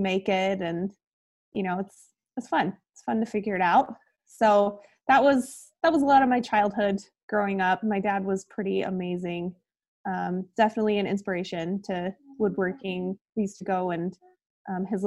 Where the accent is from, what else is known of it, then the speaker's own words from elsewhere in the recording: Kuna, Idaho, United States; also born or lived in Montana / Boise, Idaho; I grew up here in Idaho. I live in Boise now in the southwest corner. And grew up about 25 minutes south of here in Cuna